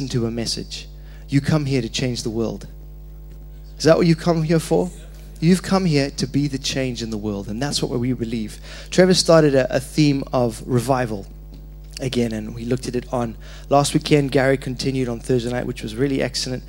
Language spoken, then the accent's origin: English; Zimbabwe; moved away; I was born in Zimbabwe.